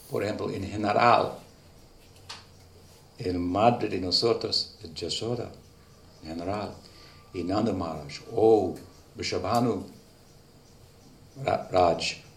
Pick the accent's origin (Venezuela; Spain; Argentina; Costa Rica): Argentina; Pero un parte del ah, karma de nosotros está que somos suramericanos, somos argentinos